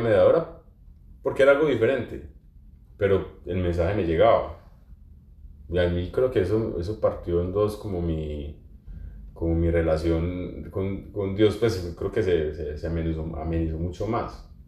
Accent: Pereira, Risaralda, Colombia; moved away; mi ciudad de origen, en, en Pereira

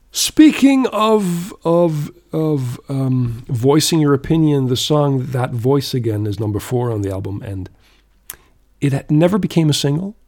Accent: Canada; growing up in Canada back then

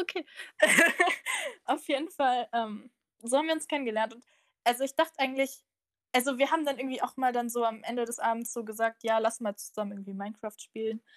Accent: Bavaria, Germany; ich bin aus Bayern

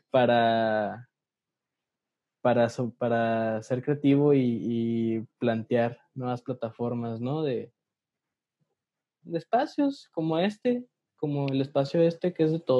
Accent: interior of the Republic, Mexico; si venimos del interior de la República decimos México para referirnos a la Ciudad

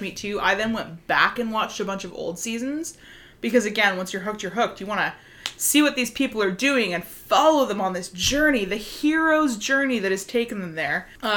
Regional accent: Vancouver, British Columbia, Canada; We are from Vancouver, Canada, BC.

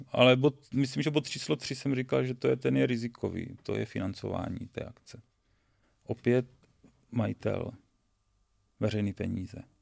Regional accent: Boskovice, South Moravian Region, Czechia; já nejsem z Brna, já jsem chytrák z Boskovic

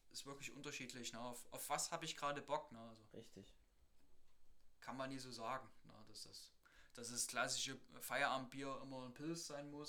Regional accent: Saxony, Germany; bei uns in Sachsen

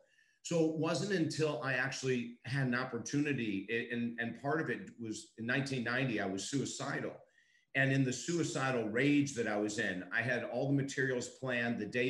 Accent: Syracuse, New York, United States; now in Florida, United States; I was raised in Syracuse, New York, where we actually had cellars. I live in Florida

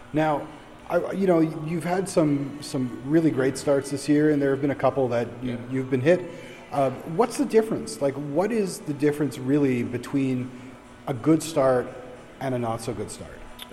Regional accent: Toronto, Ontario, Canada; I'm from Toronto

